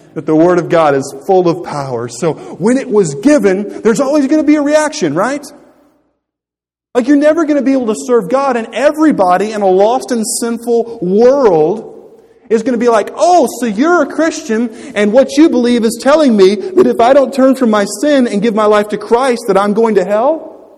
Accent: United States; I'm an American

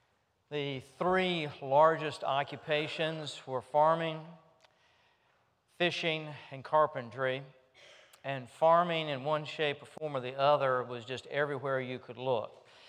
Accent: Richmond, United States; I remember when I was growing up in Richmond, not in a farming community, but rather in a community where we were trying to get grass to grow in our front yard

